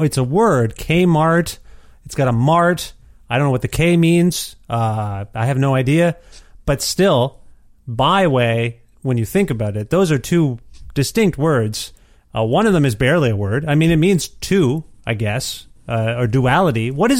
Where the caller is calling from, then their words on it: Edmonton, Alberta, Canada; moved away; That's where I'm calling you from. My family and I moved to Edmonton, Alberta in January 2020.